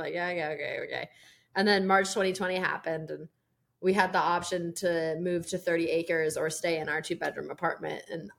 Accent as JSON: {"language": "English", "town": "Virginia Beach", "region": "Virginia", "country": "United States", "tie": "born or raised there", "lives_now": "Morattico, United States", "said": "I'm from Virginia Beach originally."}